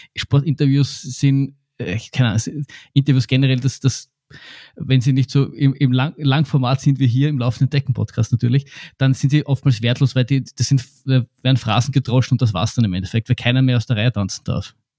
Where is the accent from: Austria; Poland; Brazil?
Austria; bei uns in Österreich